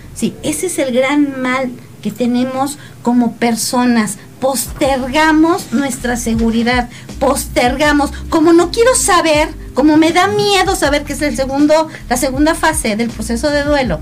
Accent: Mexico; como buenos mexicanos, este, lo postergamos

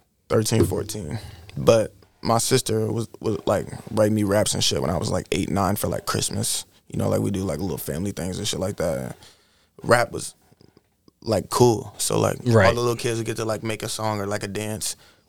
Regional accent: Iowa, United States; I'm from Iowa. I'm an Iowa baby. Midwest.

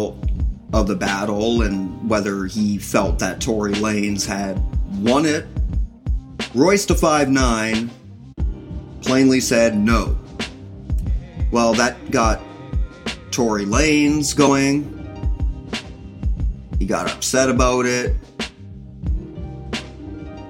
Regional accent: Canada; I'm Canadian too

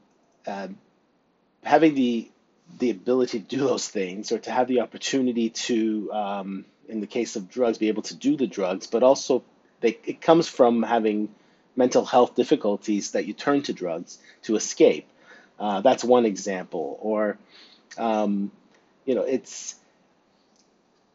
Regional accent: near Stratford, Ontario, Canada; now in Northumberland County, Canada; close to my hometown, especially in Stratford, for example, and then close to where I live now in Northumberland County

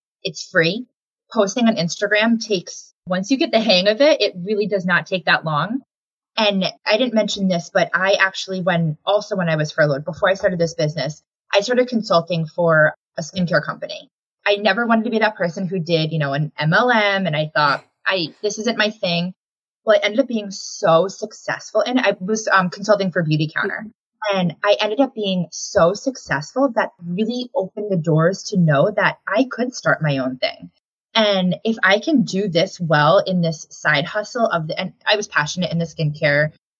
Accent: Connecticut, United States; I was born and raised in Connecticut, so we have family here.

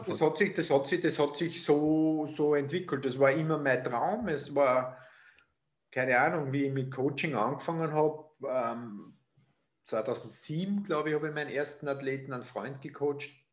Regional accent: Austria; sagt man bei uns in Österreich

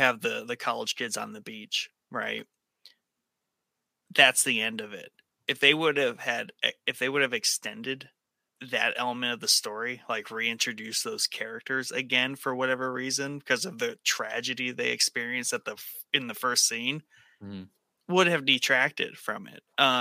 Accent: Ohio, United States; I'm from Ohio.

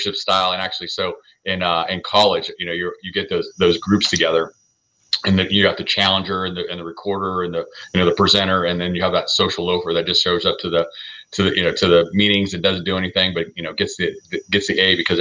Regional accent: Southern California, United States; I was born and raised in Southern California

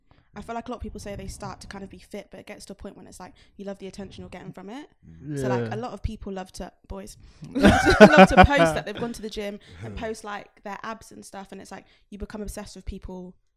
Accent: Oxford, South East England, United Kingdom; I'm from Oxford, so a lot of my friends were like white and quite skinny

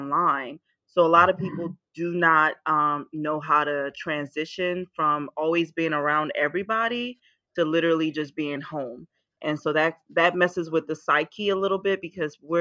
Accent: Willingboro, New Jersey, United States; also born or lived in Nigeria / Emmitsburg, Maryland; now in Florida, United States; I was born in Nigeria. We moved to the States when I was 7. Grew up in Willenboro, New Jersey. So I am a Jersey native.

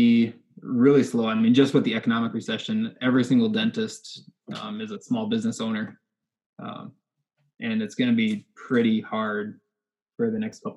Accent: Alexandria, United States; I'm from not born and raised in Alexandria, but I moved here when I was like 6. So pretty much raised in Alexandria

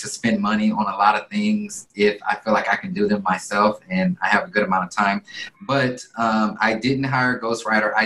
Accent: Alpharetta, Georgia, United States; moved away as an adult; also born or lived in Houston, Texas; now in Dallas, United States; in middle school I moved over to Alpharetta, Georgia, which is a town a little north of Atlanta. Yep. And lived there, went to high school out there

